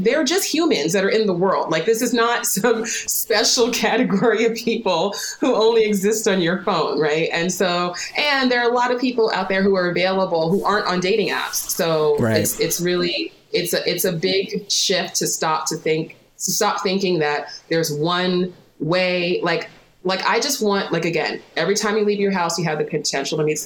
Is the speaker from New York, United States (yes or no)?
yes; New York City, New York, United States; I grew up in New York City